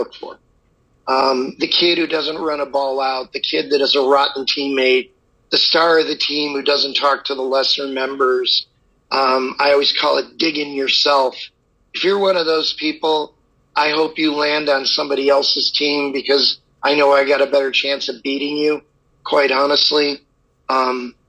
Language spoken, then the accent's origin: English; Midwest, United States; moved away; also born or lived in Los Angeles, United States; growing up in the Midwest